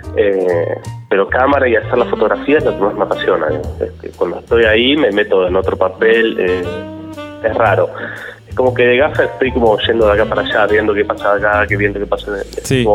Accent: Azul, Buenos Aires Province, Argentina; now in Buenos Aires, Argentina; yo soy originariamente de Azul, provincia de Buenos Aires

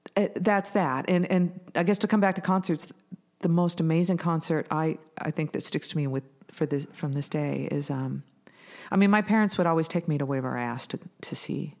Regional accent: Bellingham, Washington, United States; I was born in Bellingham, Washington

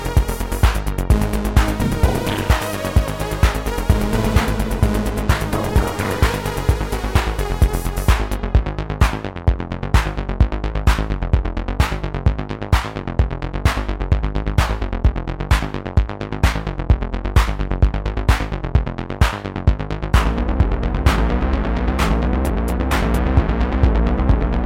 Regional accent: Flensburg, Schleswig-Holstein, Germany; so I was singing two bands here in my hometown Flensburg.

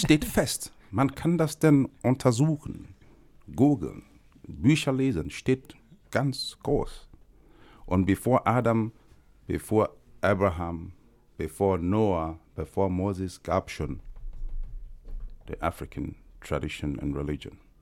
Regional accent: Nigeria; moved away; ich komme aus Nigeria

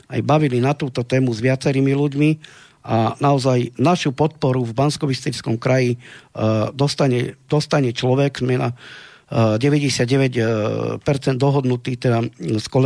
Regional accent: Slovakia; sme Slováci

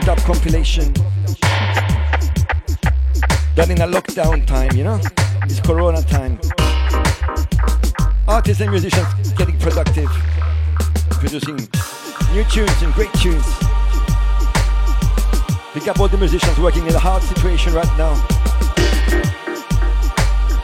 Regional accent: Nicosia, Cyprus; my hometown, Nicosia

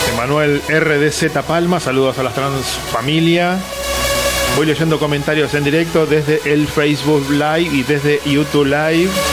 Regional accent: Argentina; como todo argentino

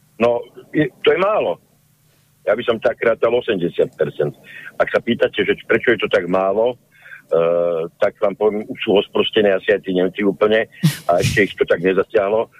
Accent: Bratislava, Bratislava Region, Slovakia; moved away as an adult; sa tam narodil, vyrastol som v centre.

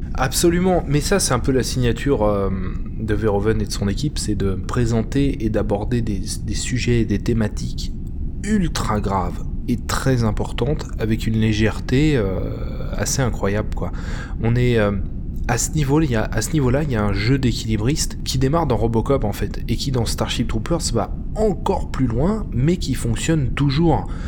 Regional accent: France; en tant que Français

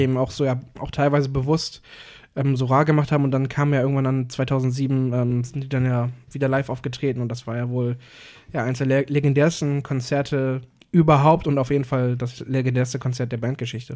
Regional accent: Cuxhaven, Lower Saxony, Germany; moved away as an adult; now in Hamburg, Germany; jetzt nicht hier in Hamburg, aber in, in meiner Heimat in Cuxhaven

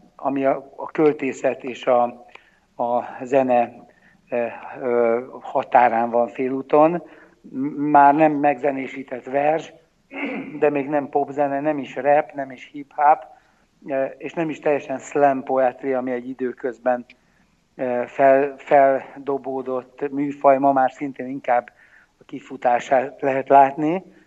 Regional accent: Hungary; én felnőttem a kádári 70-es években

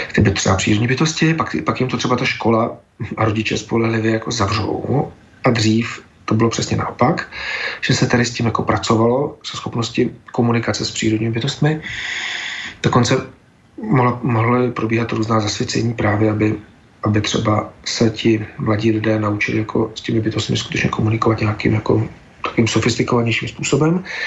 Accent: Czechia; my, jako třeba Češi

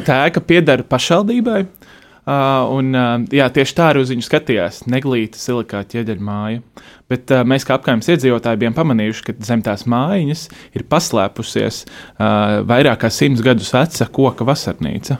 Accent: Riga, Latvia; Es tur dzīvoju, esmu dzimis Rīgā, eh, visu laiku dzīvojis

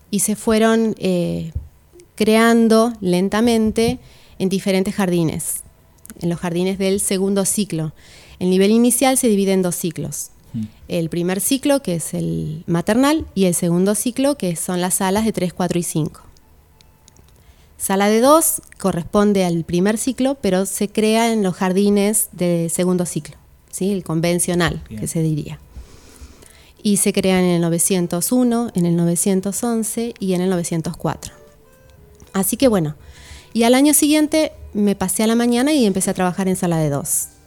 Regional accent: Necochea, Buenos Aires Province, Argentina; now in Lobería, Argentina; yo me fui a estudiar a Mar del Plata, vivía en ese momento en Necochea. No soy de Lobería.

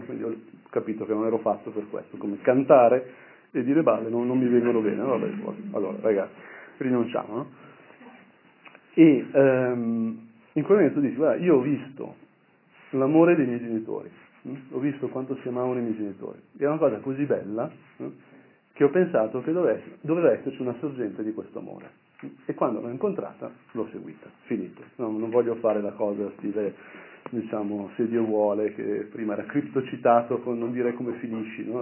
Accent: Brianza, Lombardy, Italy; al mio paese, quindi in Brianza

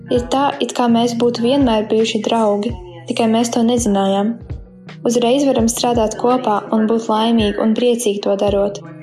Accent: Texas, United States; Latvian is a second language; Mēs esam no Teksasas.

